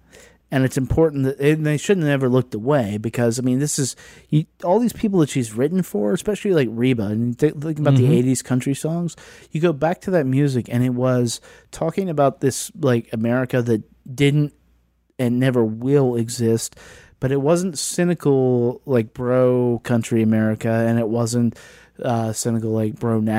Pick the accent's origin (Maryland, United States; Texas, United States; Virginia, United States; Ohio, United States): Virginia, United States; Southwest; I come from Southwest Virginia